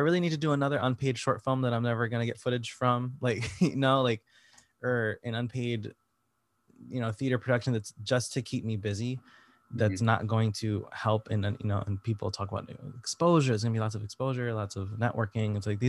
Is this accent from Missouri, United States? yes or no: no; Connecticut, United States; moved away as an adult; now in New York, United States; I've only been in New York for a couple years now, but I'm from Connecticut originally, so I'm like an hour away from here usually.